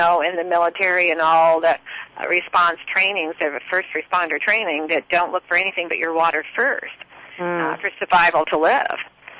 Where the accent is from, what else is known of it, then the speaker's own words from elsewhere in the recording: Oregon, United States; I come from Oregon